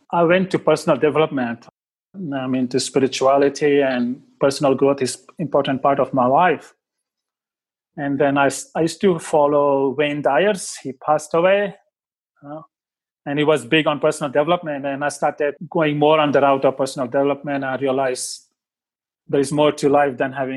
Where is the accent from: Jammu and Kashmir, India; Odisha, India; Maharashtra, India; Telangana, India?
Maharashtra, India; Mumbai; moved away as an adult; now in Australia; I grew up in Mumbai